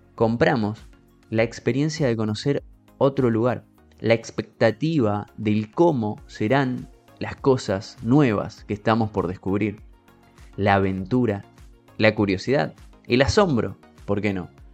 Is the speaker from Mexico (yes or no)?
no; Argentina; Yo como argentino